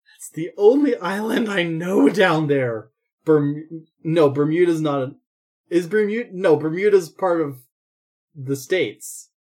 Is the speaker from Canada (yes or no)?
yes; Canada